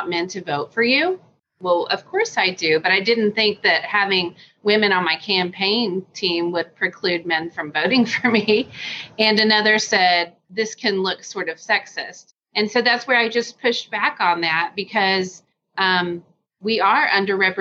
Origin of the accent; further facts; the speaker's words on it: Deep South, United States; now in Hopkins, United States; I was born in the Deep South and very poor.